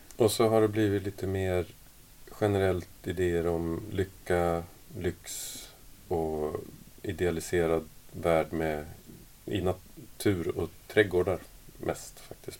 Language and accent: Swedish; Sweden; now in Denmark; jag är ju från Sverige från mm. början och så, nu bor jag i Danmark